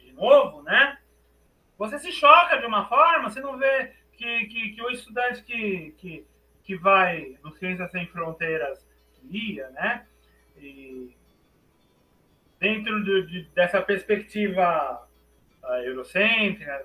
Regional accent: Brazil; accent: Brazilian; also born or lived in France; comecei a forçar meu sotaque brasileiro

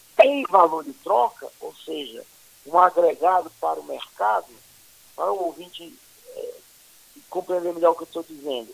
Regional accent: Ceará, Brazil; moved away; also born or lived in Fortaleza; Eu sou cearense. Cearense, né? Sou nordestino também, com muito orgulho

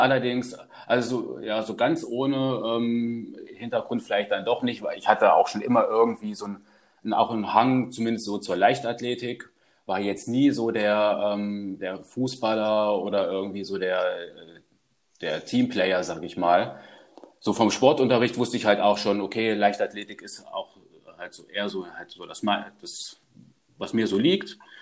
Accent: Germany; also born or lived in Karlsruhe region; now in Karlsruhe, Germany; recht naturnah aufgewachsen und ähm, ja, in Richtung Harz, äh, da wo ich herkomme

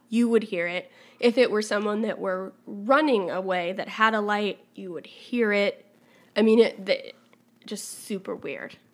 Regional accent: Wyoming, United States; we grew up in Wyoming

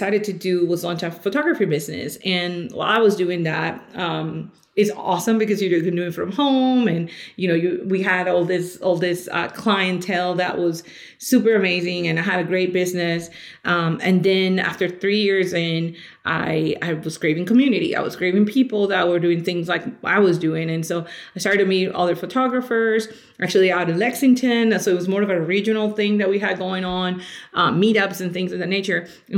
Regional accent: Colombia; now in Louisville, United States; I am actually originally from Colombia. I've been here in the States for about 21 years now

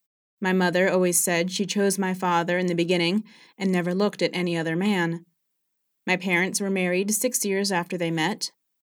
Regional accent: Matanzas, Cuba; born there; I was born in Matanzas, Cuba, on March 7, 1931.

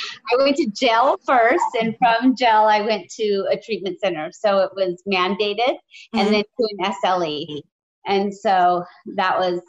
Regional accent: San Jose, California, United States; I grew up in San Jose.

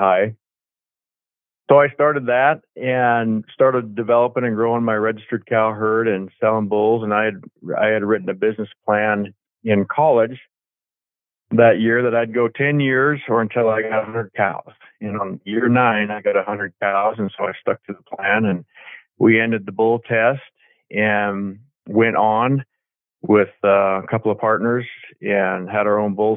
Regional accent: Dillon, Montana, United States; I'm from Dillon, Montana. My family and I ranch here and have my whole life.

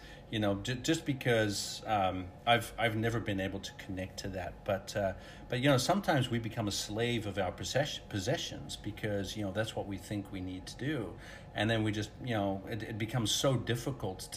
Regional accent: Netherlands; moved away; I grew up in Holland, so everybody rides bike

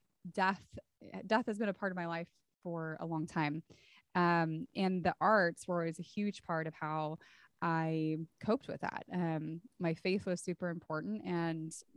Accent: Santa Cruz, California, United States; now in San Antonio, United States; So I grew up in Santa Cruz, California, and I now live in San Antonio, Texas

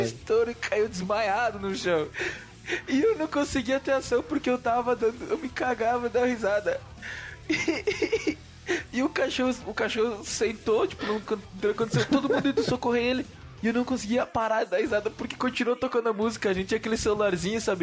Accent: Brazil; o Prolurb é o bairro onde eu me criei

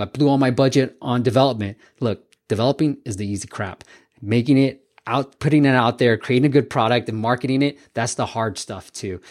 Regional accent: Bay Area, California, United States; growing up in the Bay Area

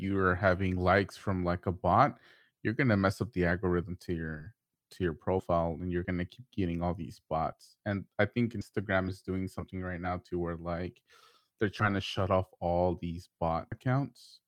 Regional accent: Houston, Texas, United States; I'm from Houston

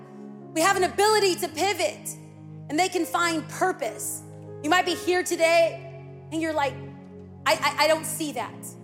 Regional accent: California, United States; I'm from California

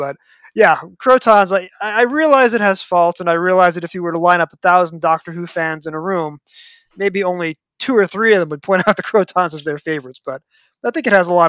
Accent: New York, United States; growing up in New York.

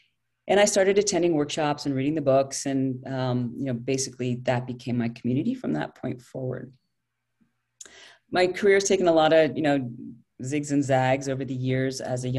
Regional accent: London, United Kingdom; also born or lived in France / Soviet Union; I grew up overseas. I grew up in London. My dad was a foreign correspondent.

